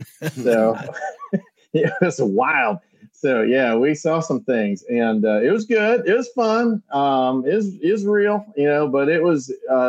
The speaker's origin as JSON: {"language": "English", "town": "Milwaukee", "region": "Wisconsin", "country": "United States", "tie": "born or raised there", "said": "I was born and raised in Milwaukee. Wisconsin."}